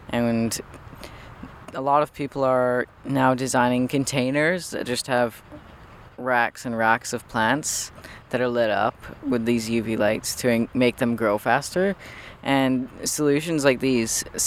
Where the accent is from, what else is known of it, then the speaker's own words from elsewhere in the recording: Victoria, British Columbia, Canada; I grew up in James Bay and I had the luxury of being a 5-minute walk away from the grocery store